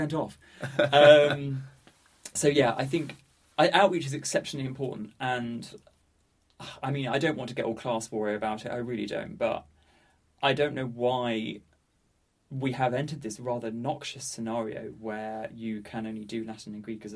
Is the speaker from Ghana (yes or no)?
no; Ramsgate, South East England, United Kingdom; moved away as an adult; I'm from Ramsgate on the southeast coast of Kent